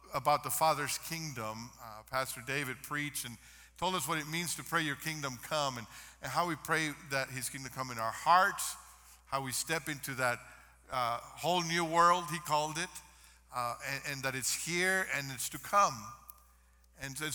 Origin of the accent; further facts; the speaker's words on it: Mexico; moved away; I grew up in Mexico